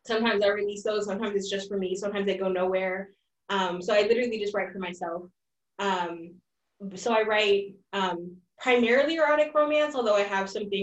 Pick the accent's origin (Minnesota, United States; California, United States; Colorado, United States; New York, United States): California, United States; moved away as an adult; also born or lived in the Midwest; I'm originally from California. I went to graduate school in the Midwest